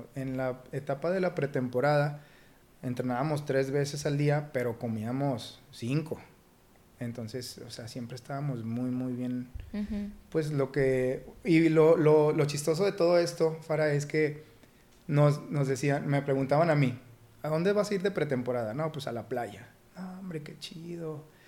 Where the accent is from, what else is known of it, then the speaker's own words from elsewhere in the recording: Torreón, Coahuila, Mexico; darme a conocer como lagunero